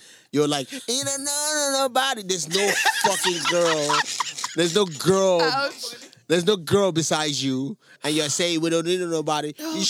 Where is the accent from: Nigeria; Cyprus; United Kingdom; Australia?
Nigeria; I'm Nigerian.